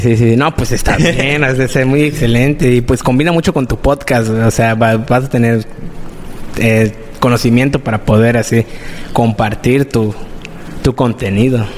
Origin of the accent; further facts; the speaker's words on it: Playa del Carmen, Quintana Roo, Mexico; also born or lived in Cancún; nací en Cancún, pero prácticamente solo nací allá y me, trajeron para acá en playa. O sea, solo... Pues tengo mis 18 años acá en playa